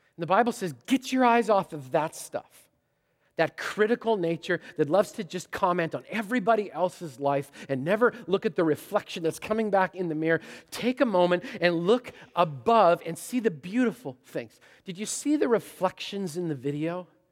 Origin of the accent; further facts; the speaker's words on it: Canada; moved away; I'm Canadian